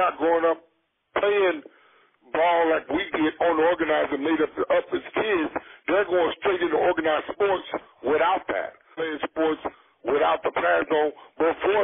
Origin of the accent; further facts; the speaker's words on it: the South, United States; I grew up in the South, so obviously there wasn't any hockey